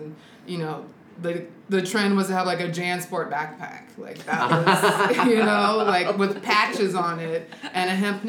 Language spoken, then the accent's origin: English; Sacramento, California, United States; now in Seattle, United States; I grew up in Sacramento, California.